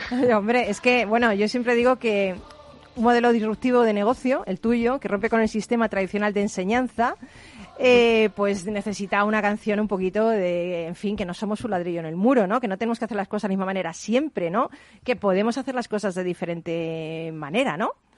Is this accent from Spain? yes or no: yes; Spain; nosotros como, como españoles